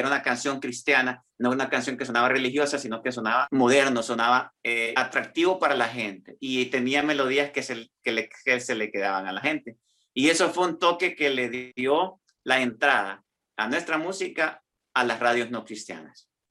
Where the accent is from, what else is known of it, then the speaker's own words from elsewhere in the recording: San Pedro Sula, Cortés, Honduras; now in Milan, Italy; mi niñez fue una niñez en San Pedro Sula, ¿verdad? En Honduras, de donde yo soy.